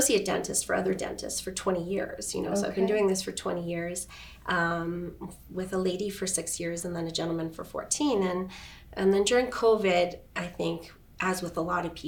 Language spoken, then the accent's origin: English; Edmonton, Alberta, Canada; moved away as an adult; now in Kelowna, Canada; grew up in Edmonton, born and raised